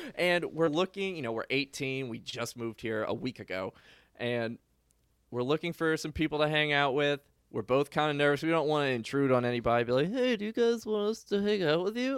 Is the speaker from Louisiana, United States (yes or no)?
yes; New Orleans, Louisiana, United States; moved away as an adult; also born or lived in Kentucky; I grew up in New Orleans. I went to school in Kentucky